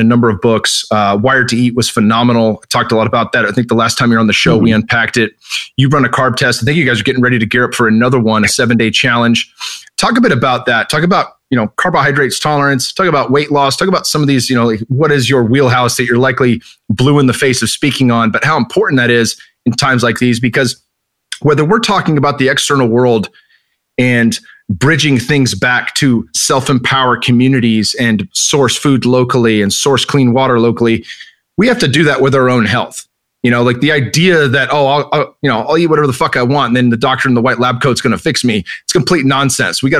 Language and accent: English; Northern California, United States; I grew up in Northern California